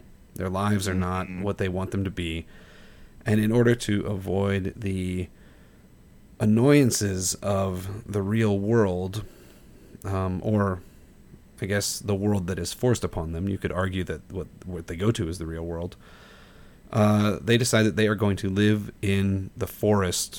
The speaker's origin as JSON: {"language": "English", "town": "St. Louis", "region": "Missouri", "country": "United States", "said": "We're both from St. Louis"}